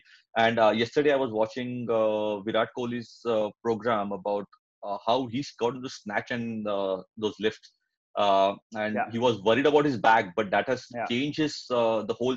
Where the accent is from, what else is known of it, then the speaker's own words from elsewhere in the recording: Mumbai, Maharashtra, India; when you grow up in Mumbai in 80s and 90s, then you have to play cricket. Yes, I myself was at Paddy Shivalkar's camps in Shivaji Park.